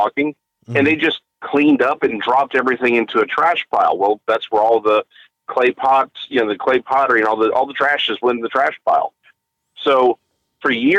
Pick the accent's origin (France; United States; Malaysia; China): United States; DeSoto, Texas; also born or lived in Nacogdoches, Texas; now in Waxahachie, United States; I am out of Waxahachie now, but I grew up in DeSoto